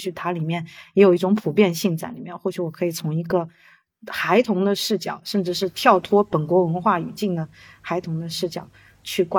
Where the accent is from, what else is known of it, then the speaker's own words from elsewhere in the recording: China; 我我很想要做一个跟我家乡有关的一个，因为我已经很久没有在中国的环境里面创作了。